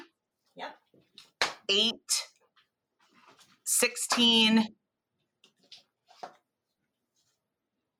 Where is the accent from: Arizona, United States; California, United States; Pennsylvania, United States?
Pennsylvania, United States; Philadelphia; moved away as an adult; also born or lived in Lexington, Kentucky / Belfast, Northern Ireland; now in Northern Ireland, United Kingdom; I grew up in Philadelphia and I went to uni in Kentucky